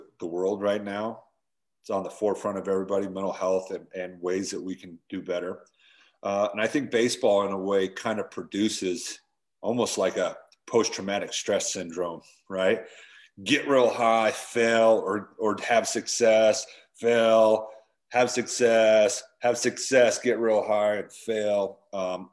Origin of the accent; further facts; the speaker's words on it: Utah, United States; I grew up in Utah